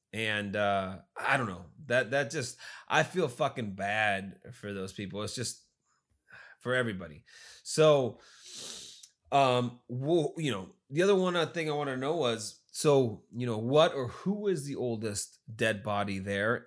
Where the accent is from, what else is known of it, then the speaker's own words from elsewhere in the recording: United States; I'm American